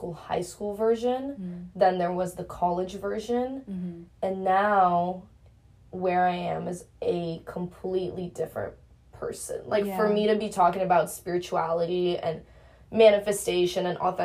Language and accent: English; United States; I'm not even an immigrant. I was born in America